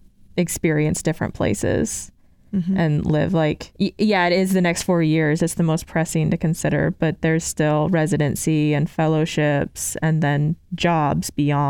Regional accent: Central Iowa, United States; also born or lived in Arkansas; I am from Iowa, from Central Iowa, but I did undergrad in Arkansas, and I knew I wanted to come back to Iowa.

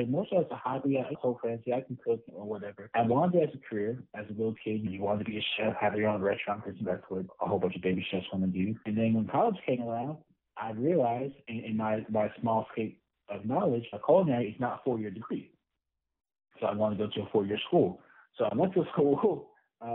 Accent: Mobile, Alabama, United States; moved away as an adult; also born or lived in Montgomery, Alabama; now in Birmingham, United States; I am from Mobile. Representing 251, proud Mobile native

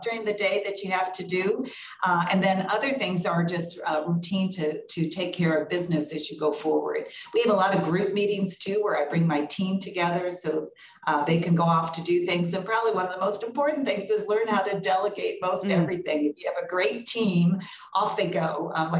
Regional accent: Carbondale and Urbana, Illinois, United States; also born or lived in Decatur, Illinois / Los Angeles / Milwaukee / Chicago; now in North Carolina, United States; I was born in Decatur, but grew up in Carbondale and Urbana

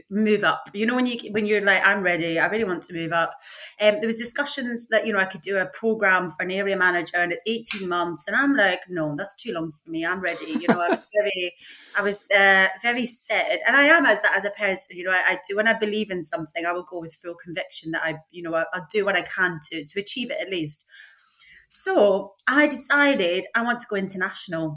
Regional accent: St Monans, Scotland, United Kingdom; now in Sidcup, United Kingdom; I am from a fishing village called St. Monans, which is in Fife

